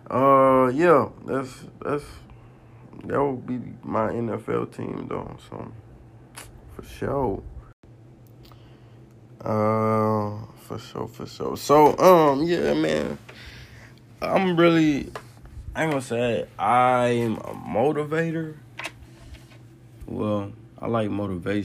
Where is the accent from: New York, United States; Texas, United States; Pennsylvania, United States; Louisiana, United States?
Louisiana, United States; New Orleans; From my hometown